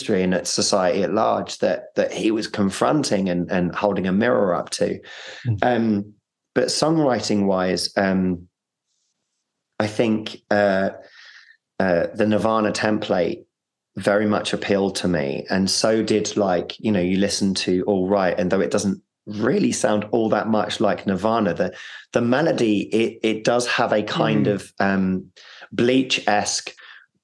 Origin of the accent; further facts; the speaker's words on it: London, United Kingdom; accent: North London; my North London accent